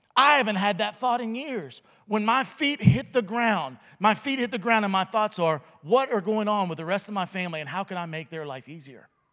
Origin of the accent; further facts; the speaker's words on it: the South, United States; I'm from the South